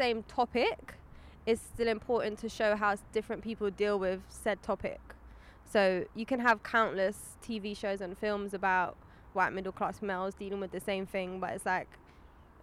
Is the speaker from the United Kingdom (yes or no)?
yes; London, United Kingdom; I grew up in London